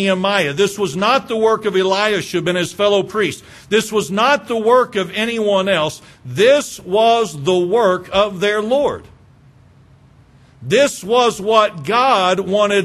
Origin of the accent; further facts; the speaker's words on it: Moore, Oklahoma, United States; I'm from Moore, if y'all don't know. Okay, that's where I grew up, was in Moore.